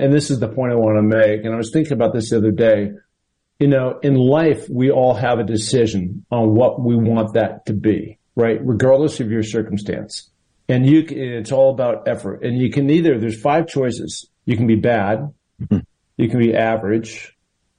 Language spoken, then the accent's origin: English; Washington, United States; moved away; my home state of Washington